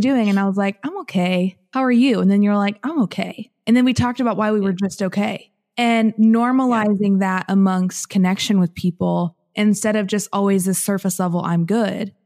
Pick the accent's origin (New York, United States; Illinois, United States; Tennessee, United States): Illinois, United States; Southern; moved away as an adult; I'm originally from Southern Illinois and from like central southern Illinois, grew up in a farming community of about 500 people